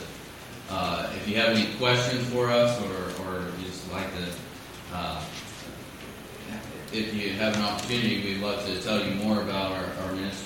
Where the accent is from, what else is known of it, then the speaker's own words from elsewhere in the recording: Missouri, United States; I grew up out in the Midwest, in Missouri, not anywhere close to West Africa.